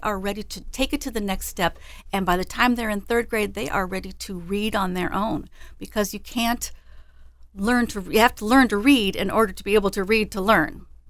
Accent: Des Moines, Iowa, United States; I grew up in Des Moines, and I've been with the library for fifteen years now.

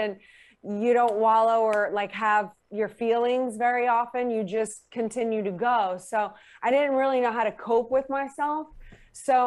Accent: New Orleans, Louisiana, United States; as a teenager in New Orleans

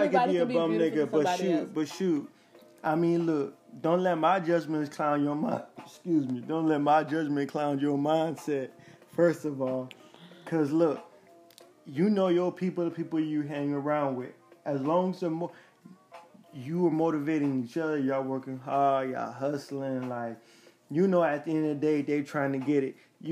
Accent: Liberia; now in Dallas, United States; I came from Liberia. I came to Texas, Dallas, Texas. Shout out to all my people in Texas.

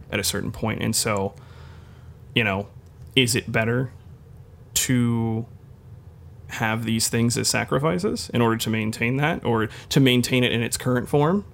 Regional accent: United States; as an American

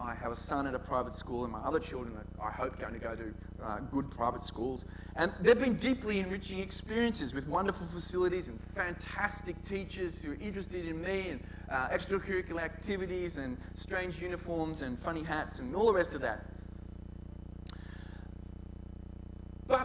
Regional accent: Newtown, New South Wales, Australia; I know I grew up in Newtown, and in those days, if ever I mentioned to anyone I was from Newtown, everyone would go, "Newtown? What a hole." How things have changed. I live in Newtown.

